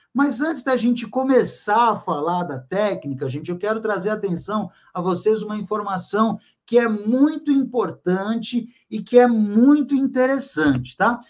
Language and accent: Portuguese; São Vicente, São Paulo, Brazil; Eu sou natural da cidade de São Vicente, lá no litoral de São Paulo